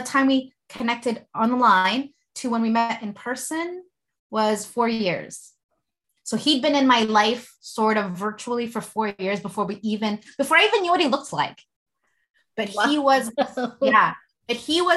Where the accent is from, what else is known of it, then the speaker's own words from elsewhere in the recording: Philippines; And, you know, I'm Filipino.